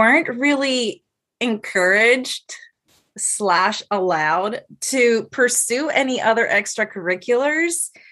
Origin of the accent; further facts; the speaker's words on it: Ponce, Puerto Rico; also born or lived in Mayagüez, Puerto Rico / San Juan, Puerto Rico; I am from Ponce, so it is south of the island